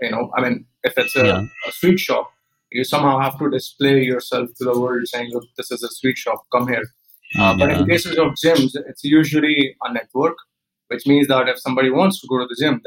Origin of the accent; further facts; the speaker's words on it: Polaha, Madhya Pradesh, India; moved away; also born or lived in Mandideep / Bangalore / Pune; I was born and brought up in a village called Polaha. It's a small, very small village in MP